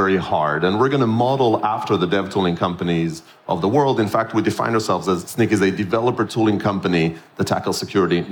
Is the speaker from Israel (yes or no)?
yes; Israel; moved away; I'm born and raised in Israel